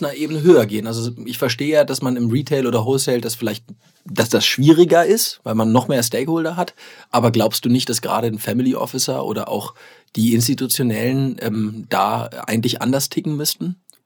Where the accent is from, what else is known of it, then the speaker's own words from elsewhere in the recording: Germany; ich persönlich als Deutscher